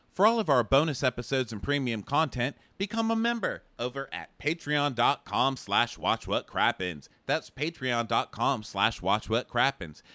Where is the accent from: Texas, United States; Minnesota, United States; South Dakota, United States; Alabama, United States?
Texas, United States; moved away; Texas, my home state